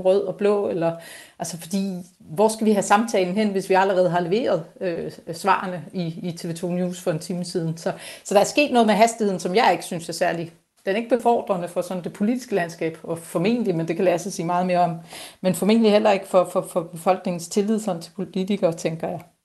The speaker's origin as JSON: {"language": "Danish", "area": "Bornholm", "region": "Capital Region of Denmark", "country": "Denmark", "said": "jeg er Bornholmer, elsker Bornholm, det er det fedeste sted at bo"}